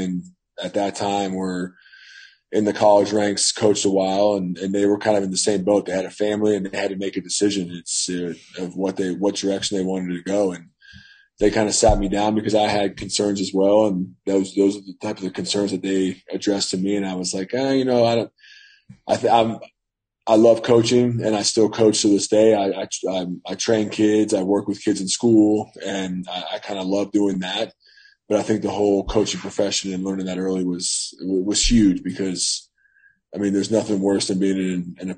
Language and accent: English; Northern Virginia, United States; to Northern Virginia. Okay. Back to my hometown.